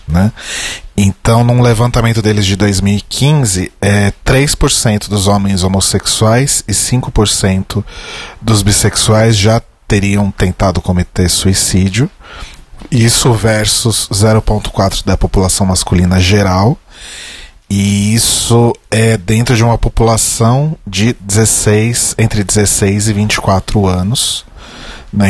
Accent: São Paulo, Brazil; eu nasci na Zona Norte

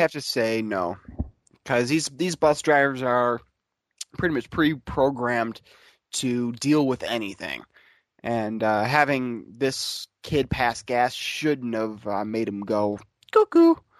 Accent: Grand Rapids, Michigan, United States; I'm from I'm was born in Grand Rapids, Michigan

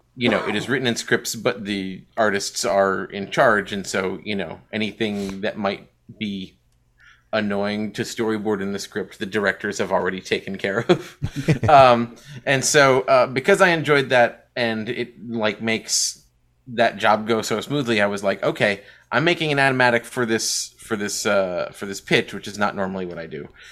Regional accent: New York, United States; I'm from New York

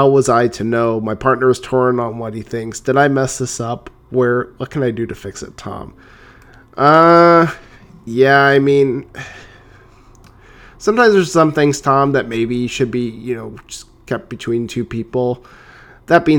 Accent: Canada; I'm Canadian

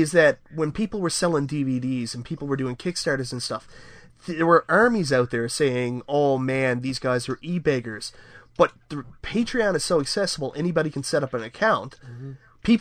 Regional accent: Canada; I'm a Canadian

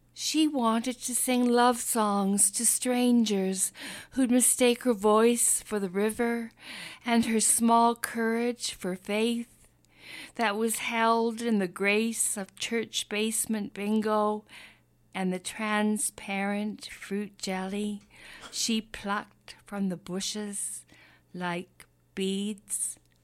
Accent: Nanaimo, British Columbia, Canada; I'm from Nanaimo.

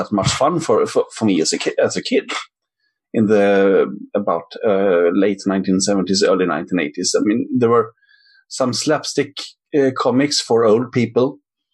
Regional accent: Sweden; also born or lived in Gothenburg; I am from Sweden. I live in Gothenburg on the west side

